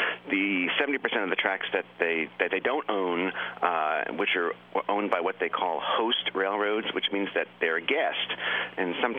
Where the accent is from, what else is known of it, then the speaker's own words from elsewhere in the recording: Long Island, New York, United States; I grew up on Long Island, and I could walk to the train station